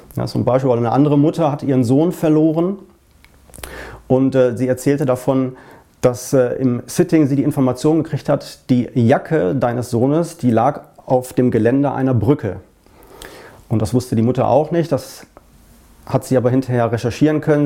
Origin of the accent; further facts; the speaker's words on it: Essen, North Rhine-Westphalia, Germany; in Essen, in meiner Heimatstadt